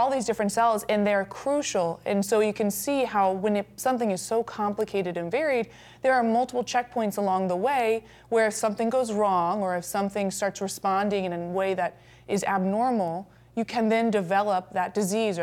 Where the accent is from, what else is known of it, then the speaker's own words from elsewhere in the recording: New Orleans, Louisiana, United States; moved away as an adult; now in Rapid City, United States; I'm actually from New Orleans, Louisiana, originally.